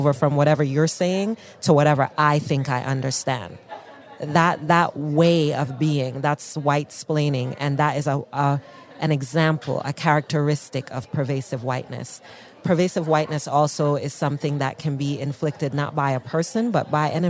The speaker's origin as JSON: {"language": "English", "country": "Jamaica", "said": "I'm Black, I'm Jamaican"}